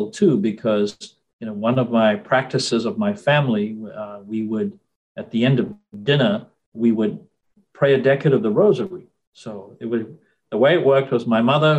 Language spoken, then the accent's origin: English; Durban, KwaZulu-Natal, South Africa; moved away as an adult; now in Portland, United States; where I grew up in South Africa, we were always part of one parish, St. Mary's